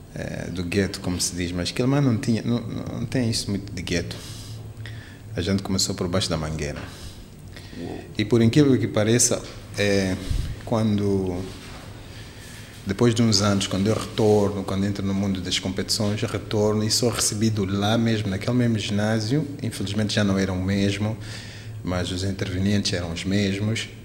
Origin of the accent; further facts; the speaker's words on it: Quelimane, Zambezia, Mozambique; now in Maputo, Mozambique; Eu sou de Climana